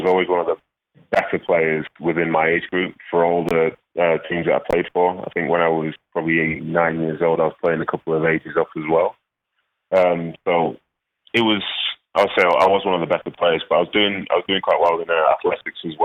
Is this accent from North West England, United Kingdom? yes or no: yes; Manchester, North West England, United Kingdom; also born or lived in Nigeria; I was raised in Manchester, I was raised in Mancunian, so I also see that as home